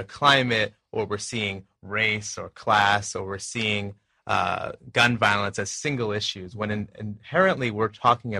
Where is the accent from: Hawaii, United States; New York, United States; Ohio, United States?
New York, United States; Long Island; I grew up in Long Island, New York